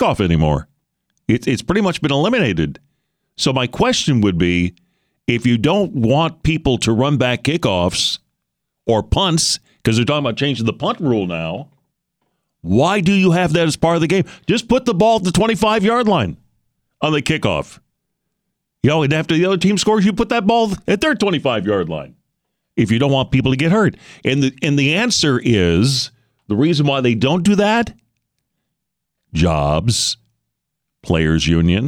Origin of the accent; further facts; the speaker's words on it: Michigan, United States; now in Houston, United States; growing up in Michigan